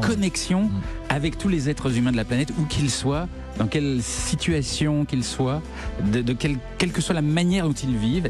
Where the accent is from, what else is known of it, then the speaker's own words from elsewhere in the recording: France; je viens de France